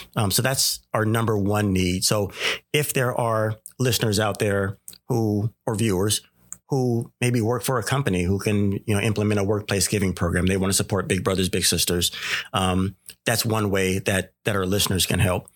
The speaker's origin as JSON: {"language": "English", "town": "Sacramento", "region": "California", "country": "United States", "tie": "born or raised there", "said": "I grew up in the, uh, Sacramento area, born and raised in the Oak Park area"}